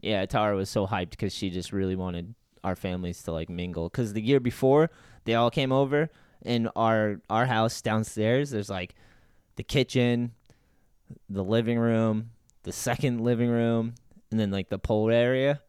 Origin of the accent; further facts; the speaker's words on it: New Bedford, Massachusetts, United States; I grew up with Jeff in New Bedford